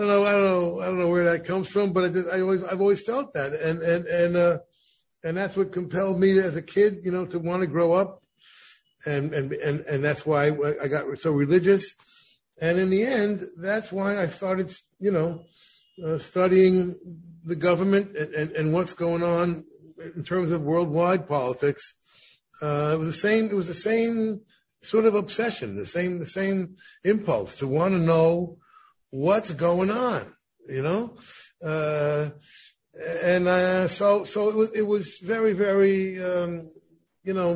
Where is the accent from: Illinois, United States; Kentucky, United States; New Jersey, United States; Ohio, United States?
New Jersey, United States; growing up in New Jersey